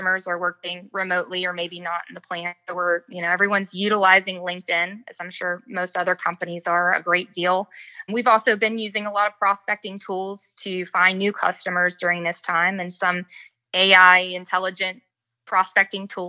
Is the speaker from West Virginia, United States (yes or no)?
yes; West Virginia, United States; moved away; also born or lived in North Carolina; I was born and raised in West Virginia